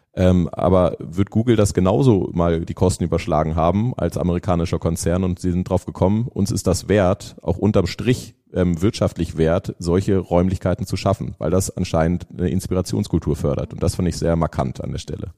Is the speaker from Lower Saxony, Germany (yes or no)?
yes; Lüneburg, Lower Saxony, Germany; moved away as an adult; now in Lake Constance, Germany; Aber ursprünglich komme ich aus Norddeutschland, Nähe Hamburg. Also ich bin Lüneburger, meine Frau Hamburgerin